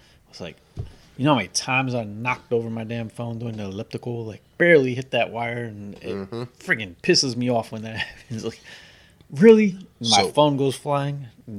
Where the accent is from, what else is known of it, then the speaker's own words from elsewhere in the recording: United States; we're American.